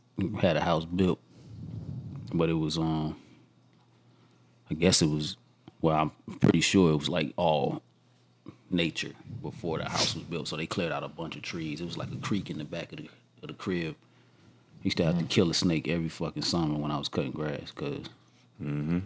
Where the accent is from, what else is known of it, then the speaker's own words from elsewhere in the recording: Georgia, United States; I grew up in Georgia